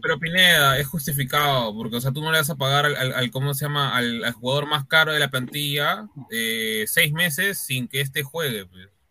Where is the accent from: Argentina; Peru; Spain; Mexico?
Peru; somos peruanos